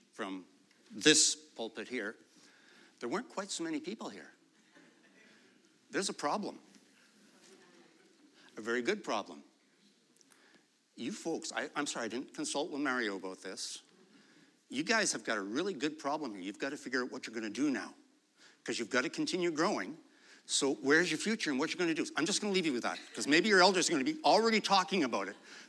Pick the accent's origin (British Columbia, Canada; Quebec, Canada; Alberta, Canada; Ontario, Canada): Quebec, Canada; Pointe Claire area; I grew up in Pinuff, right beside the church over there